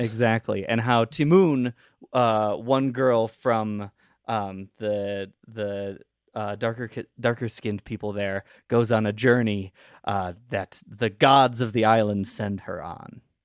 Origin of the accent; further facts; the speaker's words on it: Midwest, United States; I grew up in the Midwest